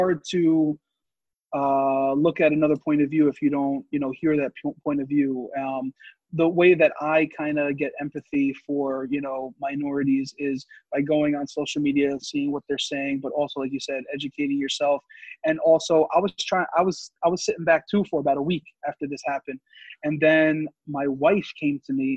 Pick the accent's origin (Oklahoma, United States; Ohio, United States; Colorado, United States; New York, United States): New York, United States; Yonkers; I grew up in Yonkers